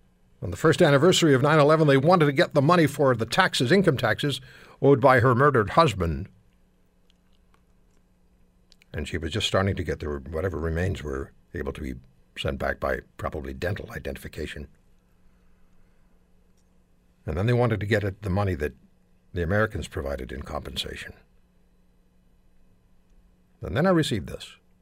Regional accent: Canada; I am Canadian. I love my country.

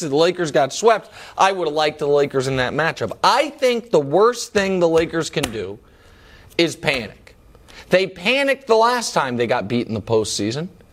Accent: Midwest, United States; I'm a Midwesterner

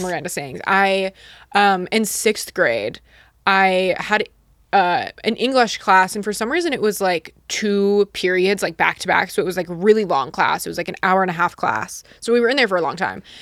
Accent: Utah, United States; moved away; I grew up in Utah

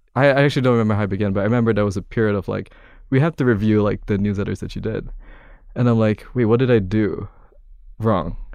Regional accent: Kuala Lumpur, Malaysia; moved away as an adult; now in New York, United States; I'm from Kuala Lumpur, Malaysia originally

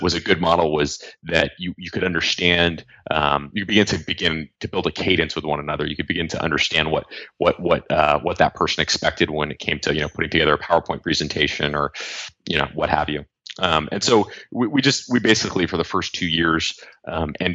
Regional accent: Los Angeles, California, United States; I grew up here in Los Angeles

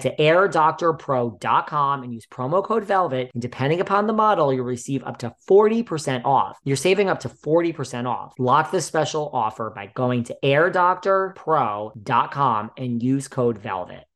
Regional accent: New York, United States; I'm a New Yorker

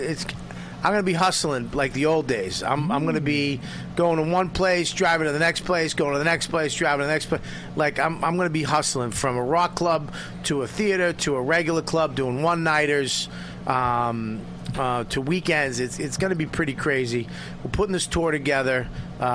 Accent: Medford, Massachusetts, United States; I grew up in Medford, right next to Davis Square

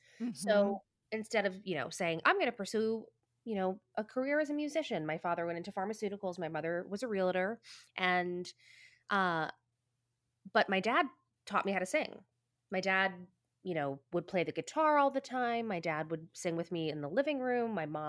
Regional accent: New Jersey, United States; growing up in New Jersey at all means that you sort of have a close proximity to Manhattan.

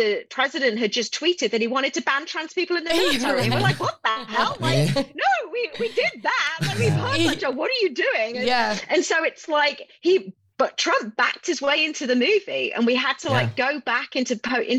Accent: England, United Kingdom; also born or lived in Houston, Texas / New York / Washington, District of Columbia, United States; now in Austin, United States; I was actually born and raised in the UK in England. But I left in 1998 and I moved to Houston in 2000.

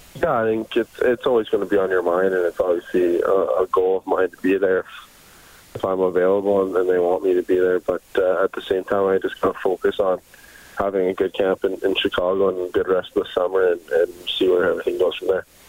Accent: Canada; growing up as a Canadian kid

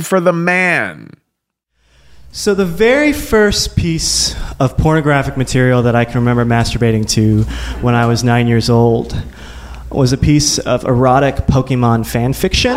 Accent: Midwest, United States; growing up in the Midwest, in a very evangelical Christian home.

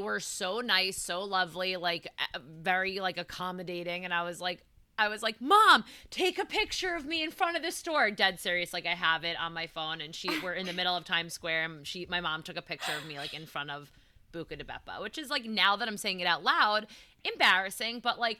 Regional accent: East Coast, United States; I've never heard of it from the East Coast.

